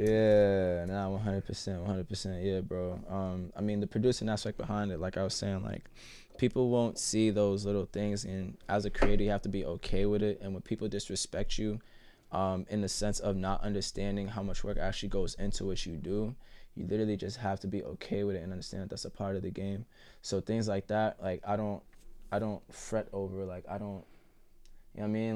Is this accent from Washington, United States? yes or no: no; Boston, Massachusetts, United States; also born or lived in Jamaica Plain, Boston; I grew up in Roxbury. I live in J P now.